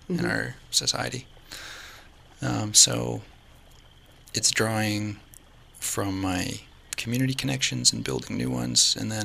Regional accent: Kuchiching First Nation, Ontario, Canada; I am from Northern Ontario. I'm from Kuchiching First Nation, but I didn't grow up there.

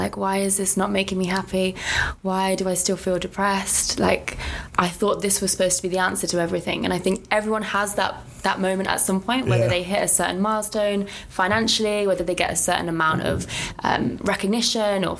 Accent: Coventry, West Midlands, United Kingdom; now in London, United Kingdom; I'm originally from Coventry, currently living in London

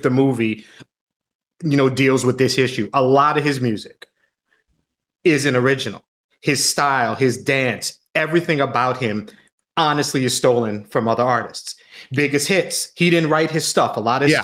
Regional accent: Long Island, New York, United States; moved away; I grew up in Long Island

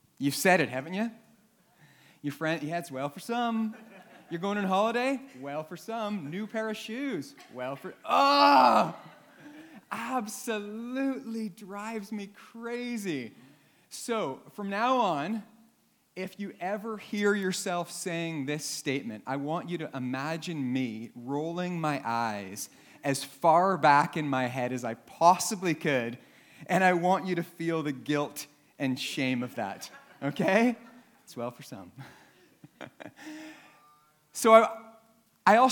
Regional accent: Canada; now in Northern Ireland, United Kingdom; I'm Canadian

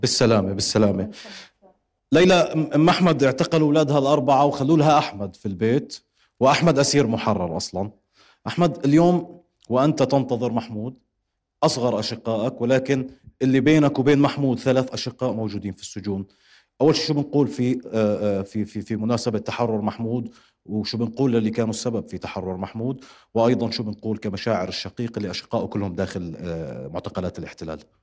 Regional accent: Palestine; نحن كشعب فلسطيني

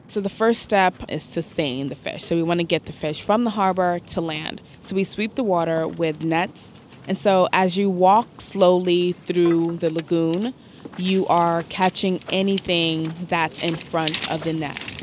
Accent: New York City, New York, United States; I grew up in Bed-Stuy, Brooklyn, which is not a location that is along the waterfront

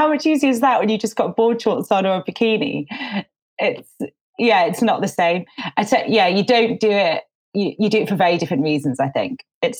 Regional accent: Tynemouth, North East England, United Kingdom; moved away as an adult; now in London, United Kingdom; So I grew up here in Tynemouth, and I'm actually just up here at the moment. I live down in London, but when there was sort of an ease in the restrictions around lockdown, I came back up 2 weeks ago.

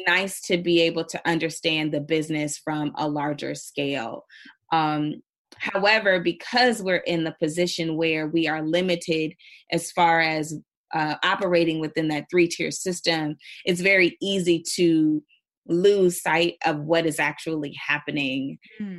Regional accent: Indiana, United States; now in New York, United States; I'm originally from Indiana, so I I'm used to very rural towns.

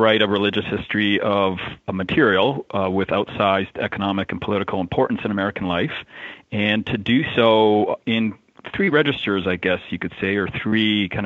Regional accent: Alberta, Canada; I grew up in Alberta, an oil patch, the Texas of Canada

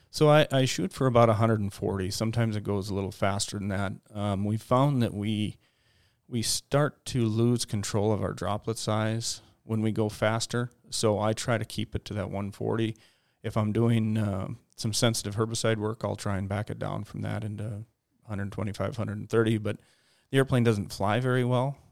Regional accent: Detroit Lakes, Minnesota, United States; I grew up in Detroit Lakes, Minnesota

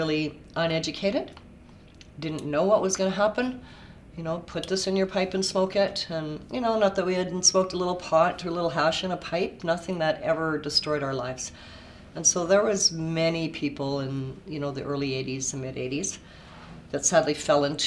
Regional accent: Winnipeg, Manitoba, Canada; moved away as an adult; now in Kelowna, Canada; Born and raised in Winnipeg

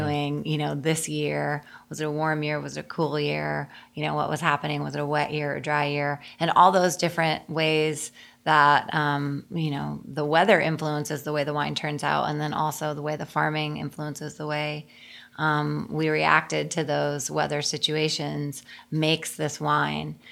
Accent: Connecticut, United States; moved away; I grew up in Connecticut

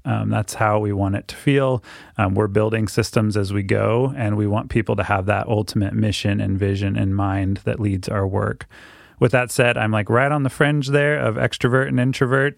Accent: Keizer, Oregon, United States; also born or lived in Dominican Republic; I was born and raised right here in Kaiser.

